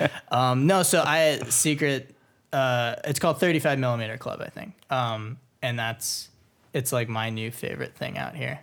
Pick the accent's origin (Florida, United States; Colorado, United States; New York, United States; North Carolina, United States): Florida, United States; now in Los Angeles, United States; I grew up in Florida, so moving to L